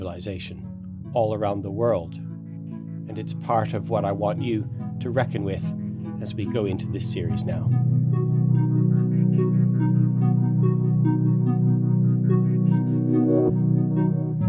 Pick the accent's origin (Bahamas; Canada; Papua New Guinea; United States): Canada; I grew up on Blackfoot territory.